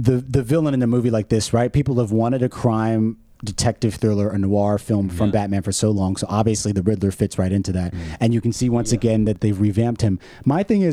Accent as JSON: {"language": "English", "region": "New York", "country": "United States", "said": "being a New Yorker"}